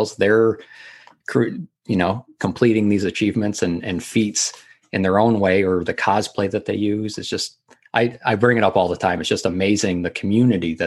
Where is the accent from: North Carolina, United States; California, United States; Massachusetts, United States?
Massachusetts, United States; training for it in my hometown.